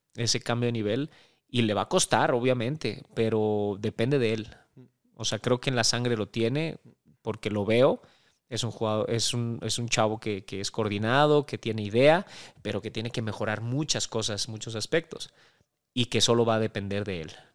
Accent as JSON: {"language": "Spanish", "country": "Mexico", "said": "llegar como mexicano, como extranjero a, Centroamérica"}